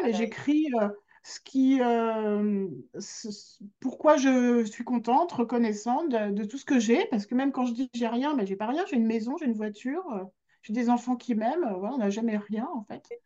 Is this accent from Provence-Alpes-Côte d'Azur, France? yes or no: no; Grenoble, Auvergne-Rhône-Alpes, France; suis de Grenoble, là je suis née à Grenoble. Euh, quand j'étais au conservatoire de Grenoble